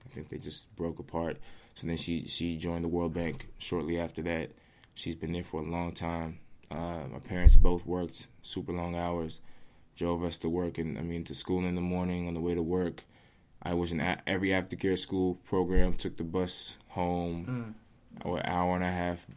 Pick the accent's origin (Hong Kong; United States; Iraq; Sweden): United States; Rockville, Maryland; also born or lived in Washington, D.C.; I grew up in Rockville, but I still consider myself part of D.C.